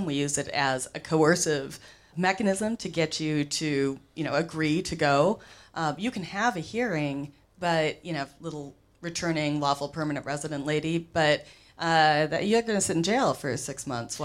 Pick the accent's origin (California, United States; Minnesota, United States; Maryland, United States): Minnesota, United States; I'm Minnesotan